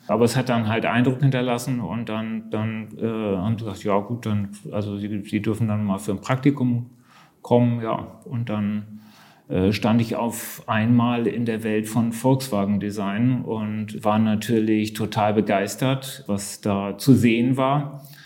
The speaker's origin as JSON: {"language": "German", "region": "Hamburg", "country": "Germany", "moved": "yes", "said": "ich bin Hamburger äh, und begeisterter Hamburger, liebe diese Stadt äh, und besuche sie sehr oft."}